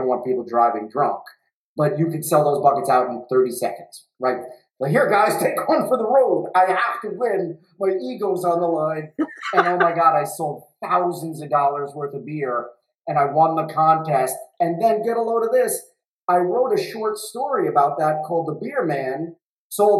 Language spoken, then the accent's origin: English; New York City, New York, United States; I come from Brooklyn. I come literally from, like, not really the, like, Goodfellas, but my neighborhood in Bensonhurst, and I grew up in, like, Brighton Beach, Bensonhurst, Bay Ridge